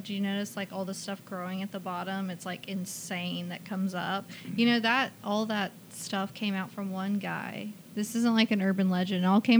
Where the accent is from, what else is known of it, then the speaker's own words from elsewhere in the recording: Huntsville, Alabama, United States; now in Birmingham, United States; I grew up in Huntsville.